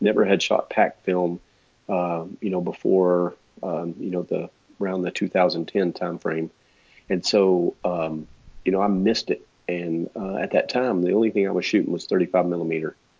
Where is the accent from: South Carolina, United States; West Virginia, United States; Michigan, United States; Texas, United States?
Texas, United States; accent: Texas; my my Texas accent